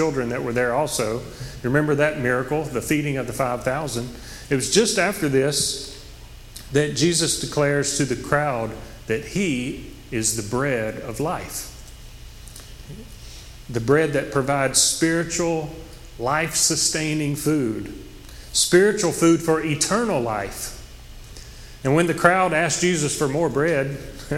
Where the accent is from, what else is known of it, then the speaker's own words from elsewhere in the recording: Oak Grove, United States; I grew up in Oak Grove, and it's a rural community